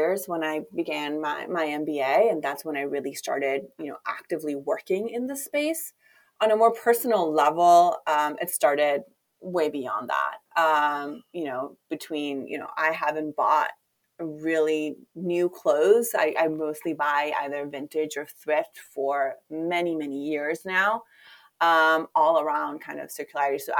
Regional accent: Chile; moved away; I'm originally from Chile

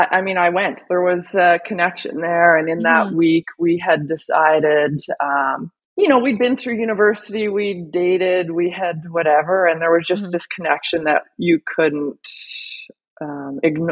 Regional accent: Calgary, Alberta, Canada; We're both born and raised in Calgary

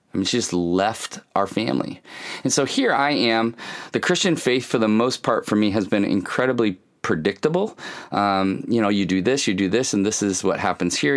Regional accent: Kalamazoo, Michigan, United States; I grew up in Kalamazoo, Michigan. I was born in Kalamazoo, Michigan

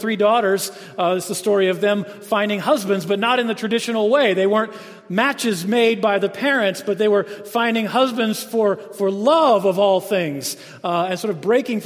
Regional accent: Jacksonville, Florida, United States; So I grew up in the South, Jacksonville, Florida, which is really, North Florida is a lot like South Georgia.

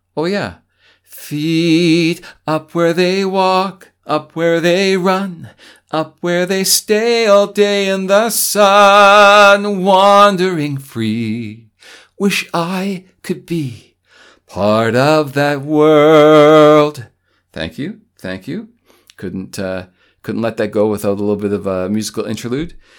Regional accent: Canada; as a Canadian

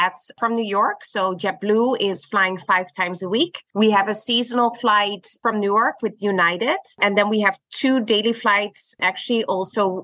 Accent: Netherlands; moved away as an adult; now in Curaçao; I'm originally from Holland

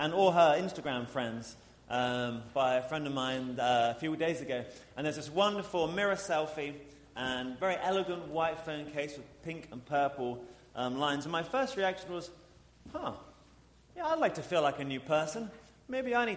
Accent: England, United Kingdom; moved away as an adult; also born or lived in St. Louis; now in Pittsburgh, United States; I am from England

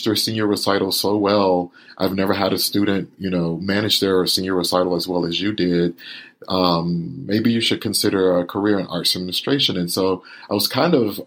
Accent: Winter Haven, Florida, United States; I was born and raised in Winter Haven, Florida, which is right between Orlando and Tampa, in a rural county called Polk County

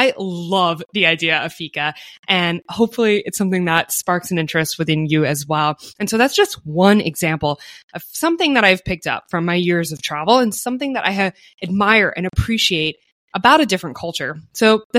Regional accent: United States; as an American

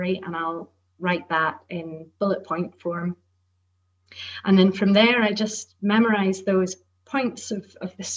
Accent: Shetland, Scotland, United Kingdom; And I grew up in Shetland, which has very strong Nordic connections.

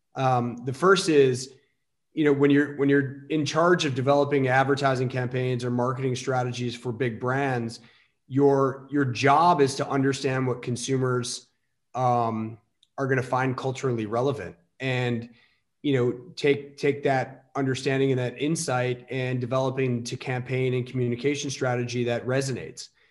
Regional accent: Elmhurst, Illinois, United States; I grew up in the suburbs of chicago um, western western burbs elmhurst oakbrook area

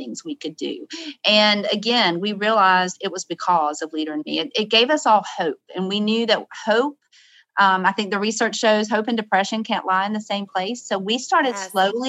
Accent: the South, United States; I'm from the South

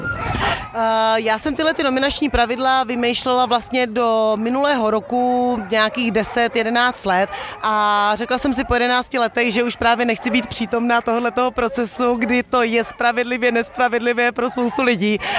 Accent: Czechia; jako Češi

